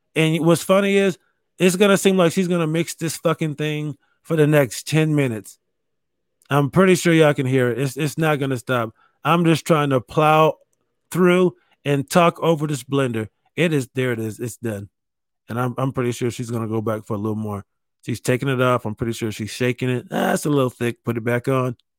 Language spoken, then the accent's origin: English; New York, United States; I grew up in New York